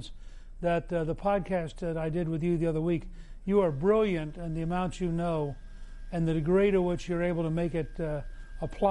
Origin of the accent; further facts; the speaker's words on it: United States; I'm typical American